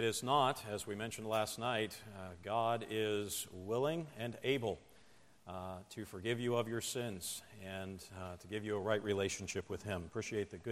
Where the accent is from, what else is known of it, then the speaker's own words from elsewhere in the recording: Indiana, Pennsylvania, United States; I grew up in a small town in Pennsylvania called Indiana, Pennsylvania